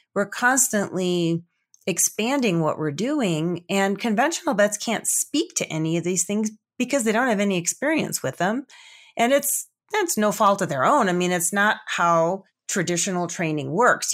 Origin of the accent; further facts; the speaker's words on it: Chicago, Illinois, United States; also born or lived in Colorado / Pocatello, Idaho / Salt Lake City, Utah; now in Denver, United States; I grew up actually back in the Chicago area, but we were on the outskirts, so we had about five acres